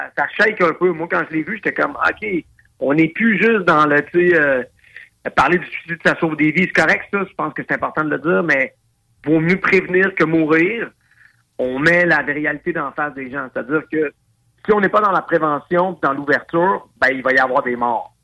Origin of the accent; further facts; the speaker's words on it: Quebec, Canada; en tant que père de famille, en tant que Québécois